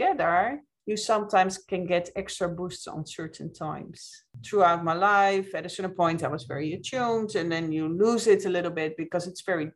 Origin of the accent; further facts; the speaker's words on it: Netherlands; moved away as an adult; also born or lived in Ireland; now in United States; I'm originally from the Netherlands. I live here in the States